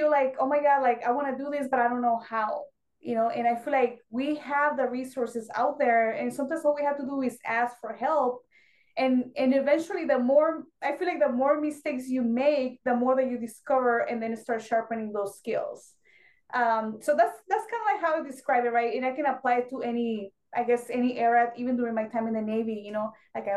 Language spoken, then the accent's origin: English; Mexico; English is a second language; moved away as an adult; now in United States; I was born and raised in Mexico, so I didn't speak English.